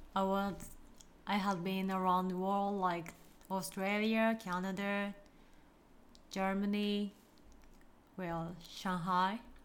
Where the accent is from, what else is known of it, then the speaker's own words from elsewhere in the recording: Fukuoka, Japan; I'm from Fukuoka.